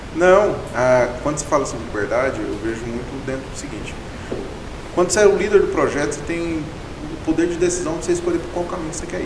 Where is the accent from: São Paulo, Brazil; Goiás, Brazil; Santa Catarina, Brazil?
Goiás, Brazil; Goiânia; also born or lived in Palmeirópolis, Tocantins / Mara Rosa; eu morei a minha vida inteira em Goiânia, então tem cerca de 25, 24 anos que eu moro em Goiânia, então eu me considero um goianiense